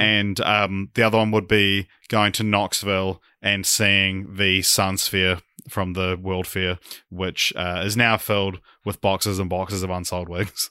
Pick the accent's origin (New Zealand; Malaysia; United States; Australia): New Zealand; as a Kiwi